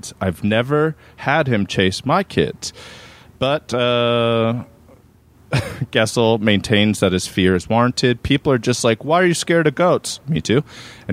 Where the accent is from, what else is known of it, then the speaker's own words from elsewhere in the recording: Maryland, United States; I grew up in Maryland